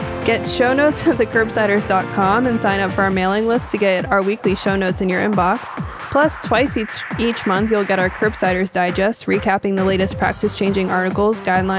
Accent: Texas, United States; I'm from Texas.

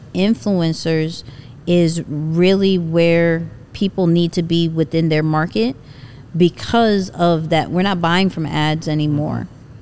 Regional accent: New York, United States; I'm a New Yorker

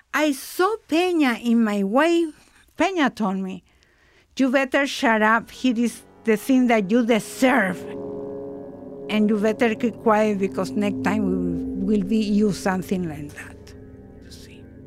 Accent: Paraguay; I am from Paraguay

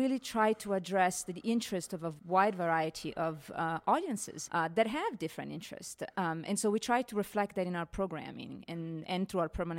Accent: Italy; moved away as an adult; now in Denver, United States; I come from Italy, and 15 years ago, I came to Denver Art Museum

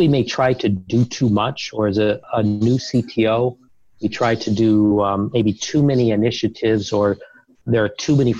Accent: Detroit, Michigan, United States; I grew up playing baseball, and my hometown team is the Detroit Tigers, and I love to go to games in the summer.

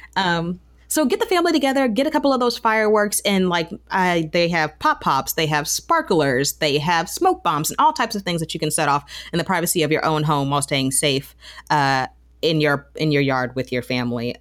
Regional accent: Marietta, Georgia, United States; I grew up in Marietta

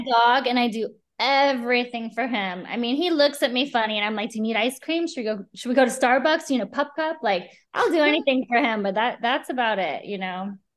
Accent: Midwest, United States; I grew up in the Midwest.

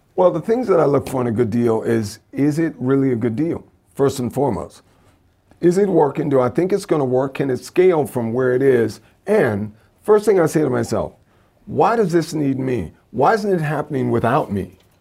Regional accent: Louisiana, United States; growing up in Louisiana

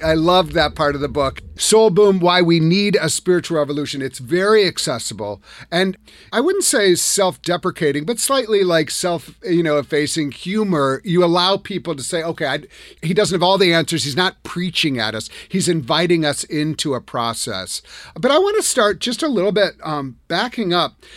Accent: Madison, Wisconsin, United States; I'm from Wisconsin. I grew up in Madison.

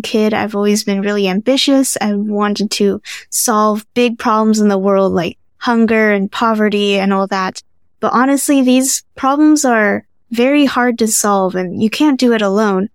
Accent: California, United States; moved away as an adult; now in Baltimore, United States; I was born and raised in California

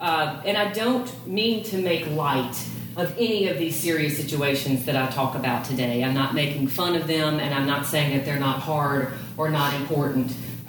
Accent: Laurel, Mississippi, United States; I grew up in Laurel, Mississippi

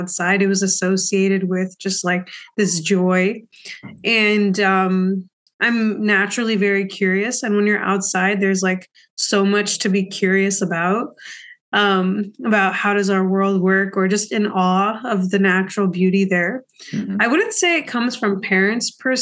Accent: Bensalem, Pennsylvania, United States; also born or lived in India; I grew up in Bensalem, PA, but was born in India.

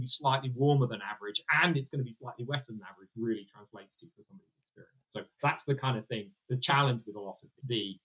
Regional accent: United Kingdom; We're British

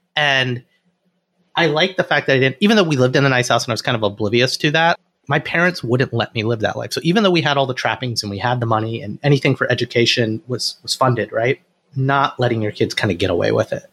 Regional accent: Alabama, United States; I grew up in Alabama and it was mostly white people

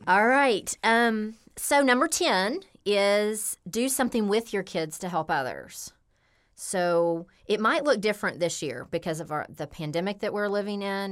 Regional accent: Memphis, Tennessee, United States; I grew up here in Memphis, Tennessee.

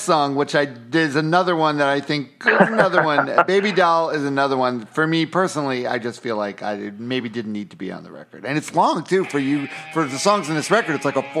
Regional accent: New York, United States; also born or lived in Boston; now in South Florida, United States; I'm from New York originally, but I spent about 5-6 years in Boston, and I moved back down to South Florida

